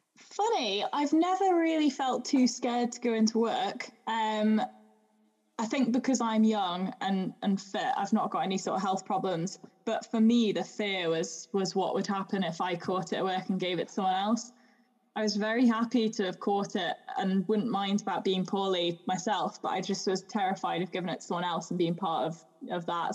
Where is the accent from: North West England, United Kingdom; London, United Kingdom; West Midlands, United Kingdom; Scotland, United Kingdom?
West Midlands, United Kingdom; Shropshire; accent: English; moved away; also born or lived in Sussex; I grew up in Shropshire, so it's like in the Midlands of England, uh, kind of in the countryside. But I was born in Sussex